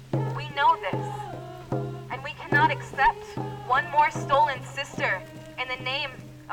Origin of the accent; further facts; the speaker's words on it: Tla'amin Nation, British Columbia, Canada; I'm from the Tla'amin Nation, and I'm one of the Indigenous youth